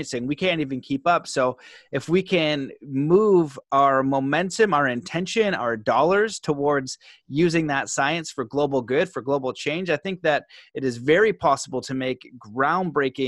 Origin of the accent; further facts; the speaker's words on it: Canada; me growing up in Canada